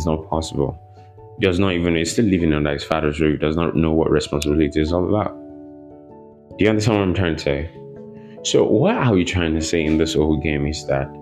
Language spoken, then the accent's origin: English; Nigeria; here in Nigeria